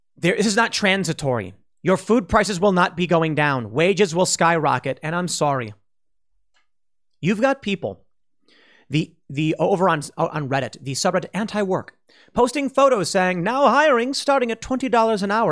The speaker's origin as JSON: {"language": "English", "town": "Chicago", "region": "Illinois", "country": "United States", "moved": "yes", "said": "I was from the South Side."}